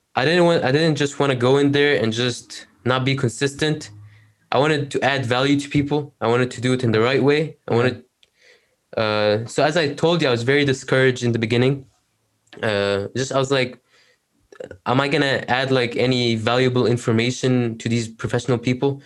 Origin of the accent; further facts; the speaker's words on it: Egypt; now in Canada; I'm from Egypt. I live in Canada